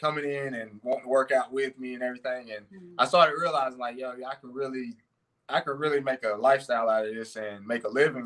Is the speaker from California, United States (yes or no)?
no; Gastonia, North Carolina, United States; I grew up in Gastonia, North Carolina